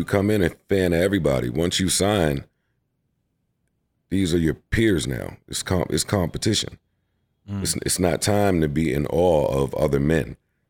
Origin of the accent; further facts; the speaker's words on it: Queens, New York, United States; also born or lived in Harlem; Moved to Queens, St. Albans.